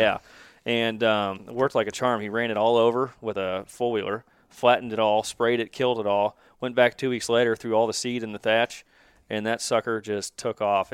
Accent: Kansas City, Missouri, United States; also born or lived in Lee's Summit, Missouri; born and raised in Kansas City, live in Lee Summit.

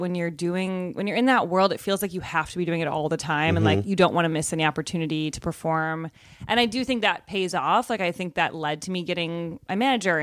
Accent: Evanston, Illinois, United States; moved away as an adult; also born or lived in Chicago / New York; now in Los Angeles, United States; I'm from Evanston, Illinois. Where Northwestern University is.

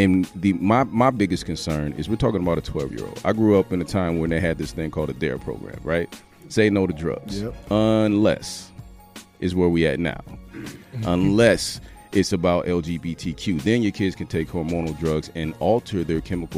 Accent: Mississippi, United States; I was born in Mississippi, right? A little small Delta town

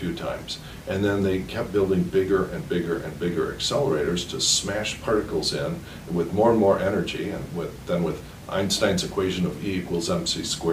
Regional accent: Madison, Wisconsin, United States; also born or lived in San Francisco / southern France / London; I was born in Madison, Wisconsin, and mostly raised there, though my parents traveled all around at different times. I was raised in San Francisco, southern France, London

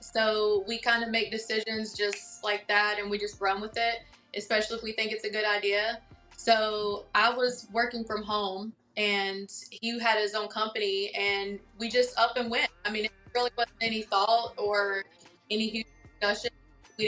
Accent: Denton, North Carolina, United States; moved away as an adult; also born or lived in Greensboro, North Carolina; now in Atlanta, United States; I am from North Carolina, a very, very, very, very small country town called Denton, and that's where I grew up.

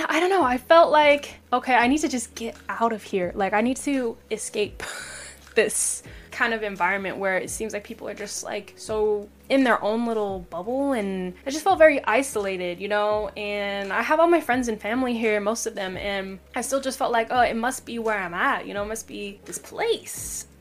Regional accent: Washington, United States; also born or lived in Seattle; I grew up in Washington, but not specifically Seattle, but I grew up in Washington

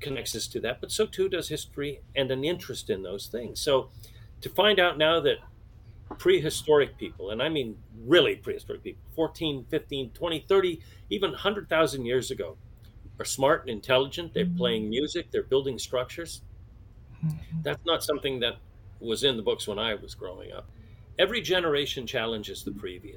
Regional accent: San Francisco Bay Area, California, United States; growing up in the San Francisco Bay Area

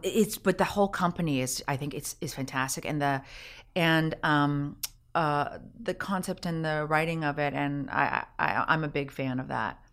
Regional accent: Canada; being Canadian myself.

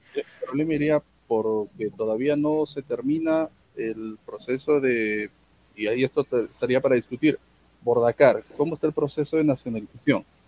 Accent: Arequipa, Peru; Como, como arequipeño

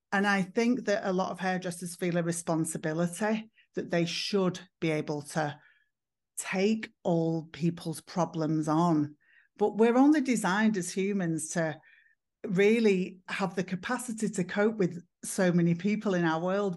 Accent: Manchester, North West England, United Kingdom; I'm from England. I'm from the north of England. I'm from Manchester

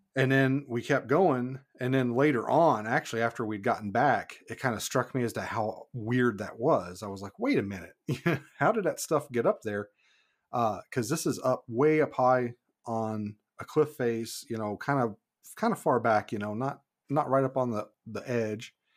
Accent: Kentucky, United States; moved away as an adult; also born or lived in Saint Paul Island, Alaska; now in Homer, United States; I was born and raised in Kentucky

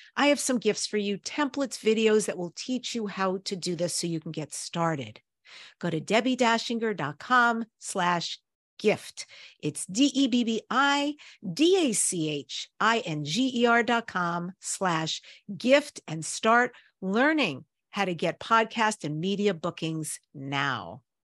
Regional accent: New York, United States; now in California, United States; I'm originally from New York.

